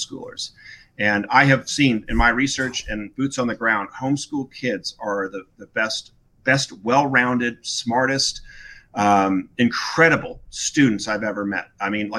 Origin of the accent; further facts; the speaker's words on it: Newport Beach, California, United States; moved away as an adult; also born or lived in Wellesley, Massachusetts; I grew up in Corona Del Mar, Southern California, Newport Beach